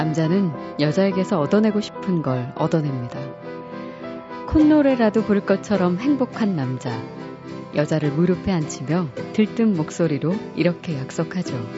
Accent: Jeonju, North Jeolla, South Korea; moved away; 저는 고향이 전주입니다.

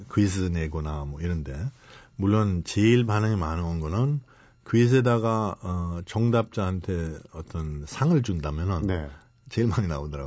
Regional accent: Germany; now in Korea; 독일 한번 태어났잖아요

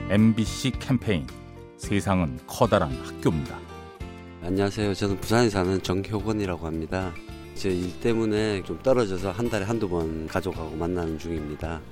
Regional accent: Harbin, Heilongjiang, China; Korean is a second language; moved away as an adult; now in Ilsan, South Korea; 원래 고향은 중국 할빈이에요

